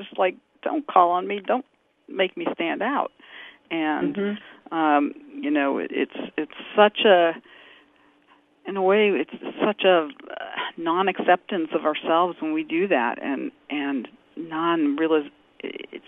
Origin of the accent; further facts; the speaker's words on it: New York City, New York, United States; moved away; also born or lived in Boston area; I grew up in New York City. I was born in New York, and then I moved to the Boston area after living other places